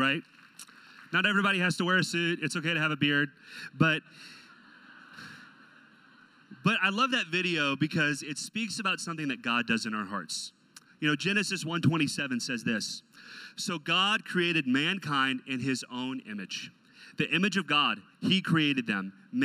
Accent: Texas, United States; my first car had a big sticker on the back that said Native Texan. So I was born in the nation of Texas.

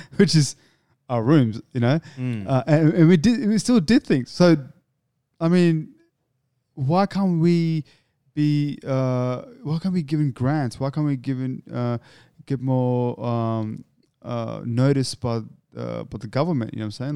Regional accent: Australia; I'm an Australian

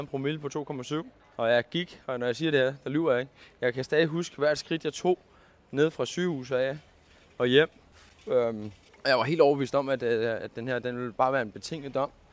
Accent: Køge, Zealand, Denmark; also born or lived in Karise / Vestegnen / Nykøbing Falster; Jeg er født og opvokset nede i Køge

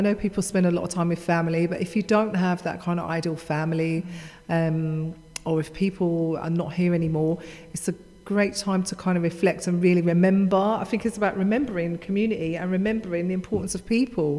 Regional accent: London, United Kingdom; I grew up in Hackney myself

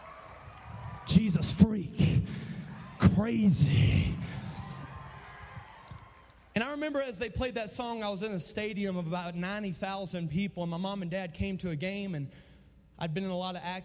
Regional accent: Alabama, United States; I come from way down south to be with y'all here in Colorado. I come from Sweet Home.

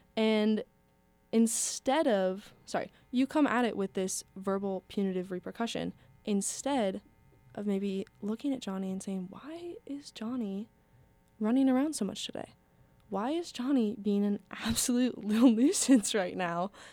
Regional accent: around Minneapolis, Minnesota, United States; I grew up around Minneapolis

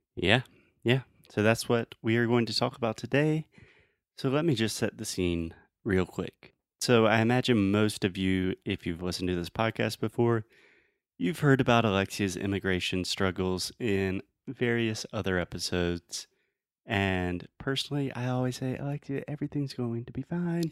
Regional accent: Spartanburg, South Carolina, United States; Spartanburg, which is my hometown

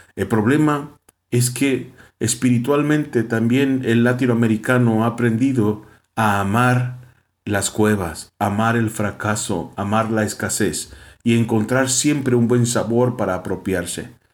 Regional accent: Mexico; Nosotros como mexicanos

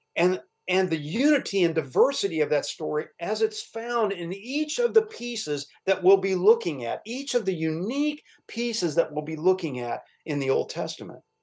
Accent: Louisville, Kentucky, United States; also born or lived in Cincinnati, Ohio; we moved to Louisville when I was a young a very young boy

